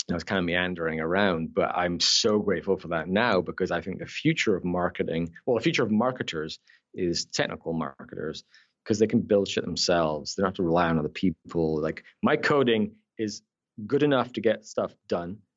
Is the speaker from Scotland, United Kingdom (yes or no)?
yes; Scotland, United Kingdom; accent: Scottish Canadian; also born or lived in Newcastle upon Tyne, England; born in the north of England. Uh, I'm a Geordie, Newcastle, but I moved to Scotland when I was ten. Yes. And so I then thing is because I acquired a Scottish accent.